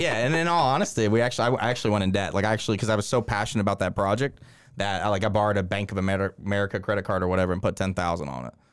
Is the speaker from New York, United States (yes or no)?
no; Winston-Salem, North Carolina, United States; moved away as an adult; also born or lived in Columbia, South Carolina; now in Augusta, United States; I grew up in North Carolina